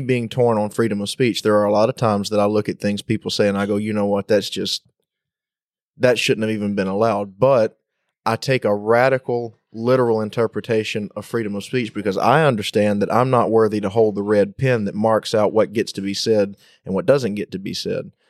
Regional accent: United States; as an American

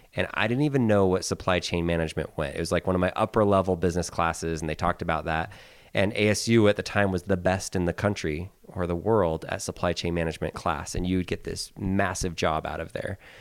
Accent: Philippines; now in United States; I was born in the Philippines. I lived there for many years.

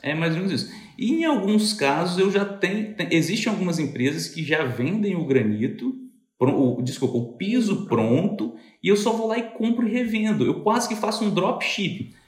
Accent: Cachoeiro de Itapemirim, Espírito Santo, Brazil; eu sou de Cachoeira

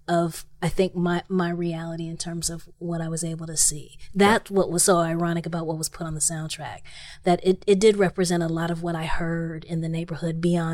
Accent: Los Angeles, California, United States; I grew up in South Central Los Angeles.

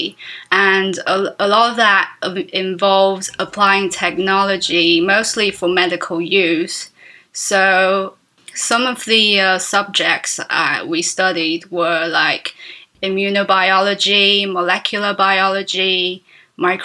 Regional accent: Taiwan; I'm an illustrator from Taiwan.

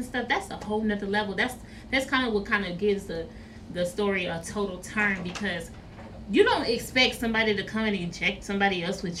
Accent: Houston, Texas, United States; I grew up on Astroworld. We went there for church events. We went there on field trips.

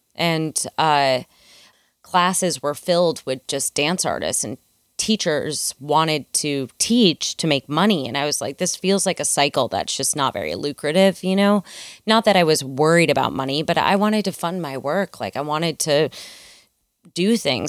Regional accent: Midwest, United States; I grew up in the Midwest, um, sort of in the middle of, like, a cornfield

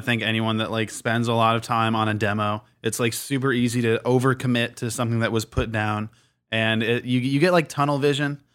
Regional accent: Michigan, United States; moved away as an adult; now in Minneapolis, United States; I grew up in Michigan

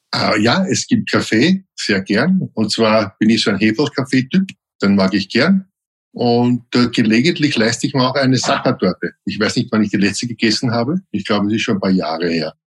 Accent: Vienna, Austria; Ich bin ja am Weg aufgewachsen

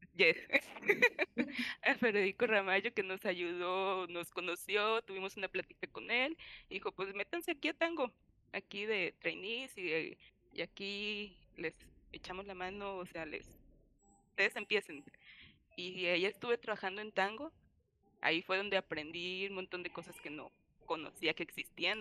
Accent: Colima, Mexico; also born or lived in Cuernavaca; después de cinco años lejos de mi tierra, dije, no, ya es momento de regresar. Y fue cuando regresé a Colima

